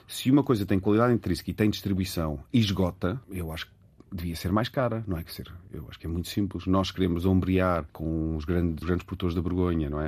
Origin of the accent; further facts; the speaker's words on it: Lisbon, Portugal; Eu nasci em Lisboa, os meus pais são, são dos Açores e, e do Alentejo